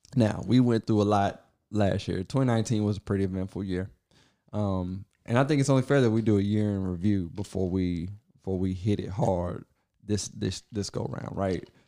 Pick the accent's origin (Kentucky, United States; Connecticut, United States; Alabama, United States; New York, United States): Kentucky, United States; I was born in Kentucky, like, in the country somewhere